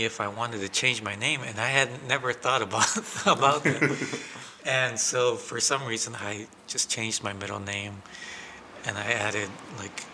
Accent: Kenosha, Wisconsin, United States; also born or lived in Guatemala; now in Racine, United States; We're in Kenosha. We grew up in Kenosha

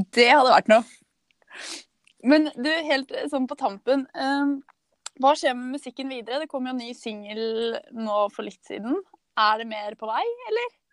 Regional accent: Eastern Norway, Norway; jeg er jo fra Østlandet

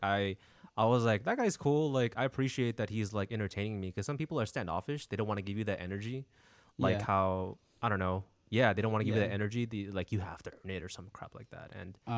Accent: Philippines; Anyways, we're both Filipino, and for me, I fell into the whole I'm not be a sailor, but I'll work in the hospital

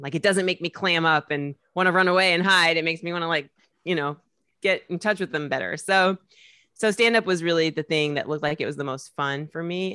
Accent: Indianapolis, Indiana, United States; moved away as an adult; now in New York, United States; Indiana, Indianapolis, Indiana

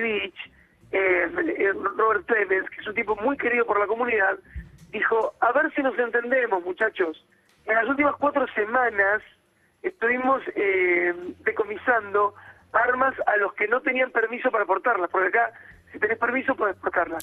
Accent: Argentina; now in United States

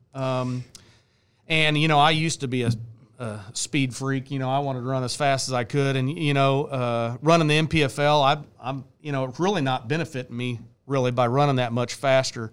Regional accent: Bonner Springs, Kansas, United States; I'm from Bonner Springs, Kansas

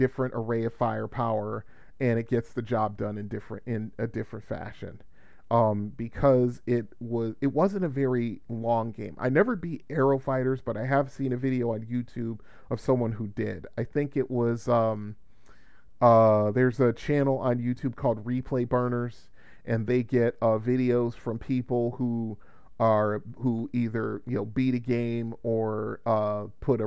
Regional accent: Bridgeport, Connecticut, United States; moved away as an adult; also born or lived in Melbourne, Florida; decided to make the move and leave my hometown, because, you know, nothing was working for me down here, or in Bridgeport, I should say.

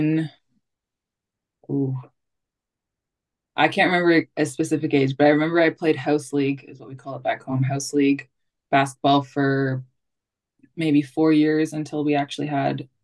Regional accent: St. Catharines, Ontario, Canada; moved away as an adult; I'm from St. Catharines, Ontario.

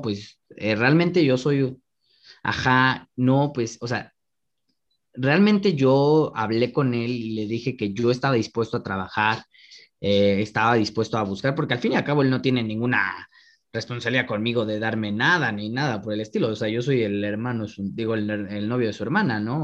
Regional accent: Mexico City, Mexico; En la Benito Juárez, soy de la Benito Juárez.

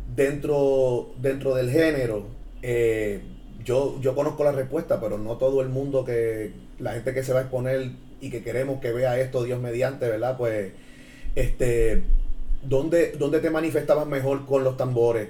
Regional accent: San Juan, Puerto Rico; soy de Santurce. En plena cangrejera hablo con maestros pleneros de mi barrio, San Mateo de Cangrejos, ahora conocido como Santurce.

